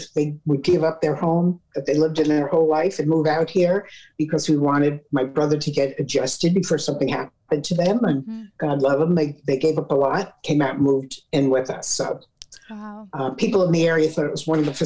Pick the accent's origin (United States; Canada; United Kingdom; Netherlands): United States; Bergenfield, New Jersey; moved away as an adult; also born or lived in Steubenville, Ohio; now in California, United States; I'm from Bergenfield, New Jersey